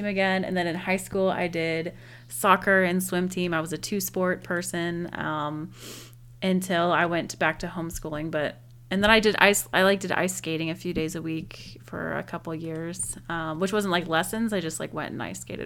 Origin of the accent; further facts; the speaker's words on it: Alaska, United States; I was born in Alaska